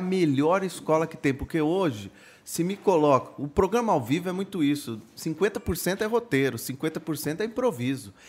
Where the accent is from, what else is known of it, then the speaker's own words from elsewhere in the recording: Itu, São Paulo, Brazil; Eu, eu nasci em São Paulo, mas fui morar em Itu por conta do trabalho do meu pai. E, e eu comecei numa rádio comunitária lá aos 12 anos